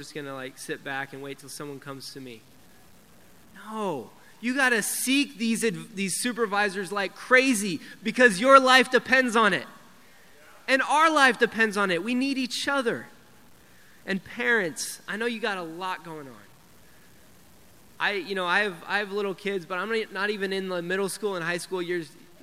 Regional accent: Denver, Colorado, United States; I grew up in Denver. I grew up in the teen ministry in Denver.

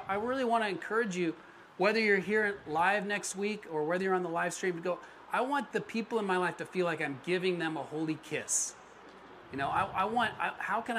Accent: Colorado, United States; moved away as an adult; also born or lived in Florida / California; now in Los Angeles, United States; I really identify as a Coloradan, even though I've been in California way more than I was ever in Colorado. I was in Colorado from age 7 to age 19 or something

